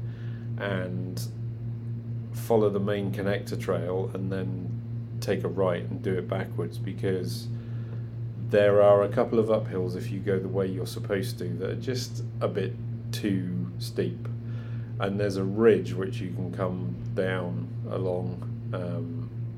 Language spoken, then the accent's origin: English; England, United Kingdom; now in Canada; Being English